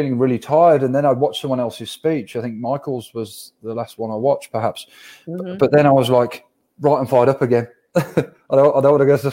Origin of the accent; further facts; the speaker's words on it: Birmingham, West Midlands, United Kingdom; accent: thick Birmingham; my thick Birmingham accent